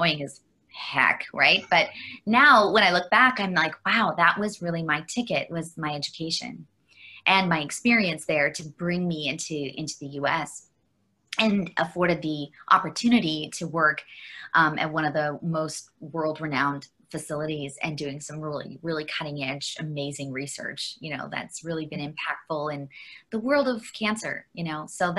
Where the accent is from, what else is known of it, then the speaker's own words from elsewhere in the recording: Vancouver, British Columbia, Canada; also born or lived in Toronto / northern Alberta; So we moved from Toronto up to northern Alberta, where we lived in the tundra for, you know, a long number of years as a young person. And so we were pretty isolated up there as a small town. And then eventually we ended up in Vancouver, where I did all my schooling